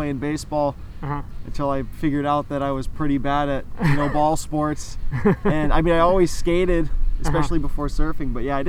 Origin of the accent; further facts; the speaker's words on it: San Clemente, California, United States; I'm from San Clemente, California. I'm 22 years old. Born and raised here? Yeah, born and raised.